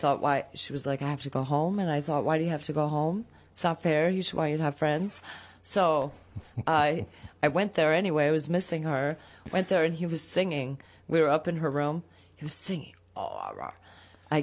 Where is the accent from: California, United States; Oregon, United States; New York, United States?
New York, United States; Poughkeepsie; also born or lived in Woodstock, New York; Born and raised in Poughkeepsie. Moved to Woodstock.